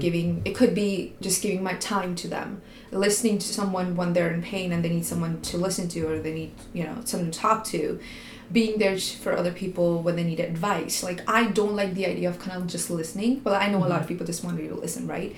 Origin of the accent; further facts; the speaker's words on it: India; moved away as an adult; now in Canada; I was Indian